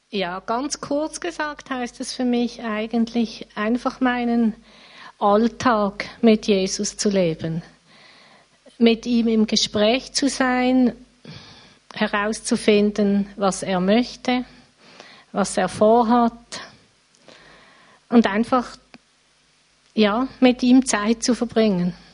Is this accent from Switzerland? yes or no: yes; Riehen, Basel-Stadt, Switzerland; now in Basel, Switzerland; Ich wohne in Basel. Aufgewachsen bin ich in Riechen.